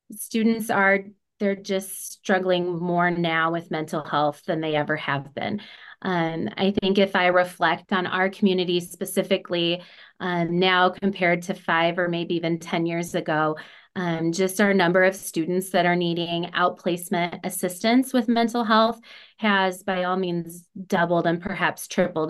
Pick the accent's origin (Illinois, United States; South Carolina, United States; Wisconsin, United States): Illinois, United States; also born or lived in Oregon, Illinois; I actually grew up in a extremely small community about 30 minutes south of the Quad Cities, so Moline, Rock Island, Illinois